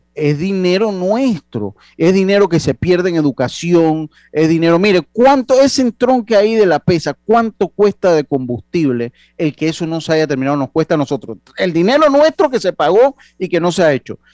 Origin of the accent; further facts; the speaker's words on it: Panama; somos panameños.